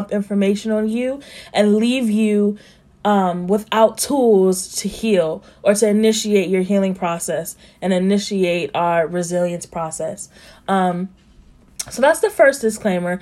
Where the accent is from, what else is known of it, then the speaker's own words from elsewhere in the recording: Columbus, Ohio, United States; I grew up in Columbus, Ohio, and on the west side